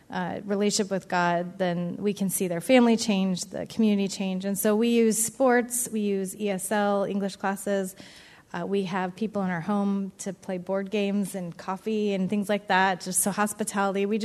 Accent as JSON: {"language": "English", "town": "Edgewood", "country": "United States", "tie": "born or raised there", "moved": "yes", "said": "I grew up in Edgewood. … they moved to Arizona back in 2002."}